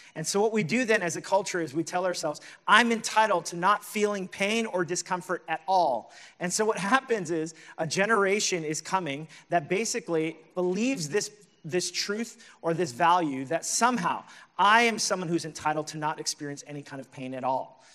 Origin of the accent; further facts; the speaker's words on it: New York City, New York, United States; as a New Yorker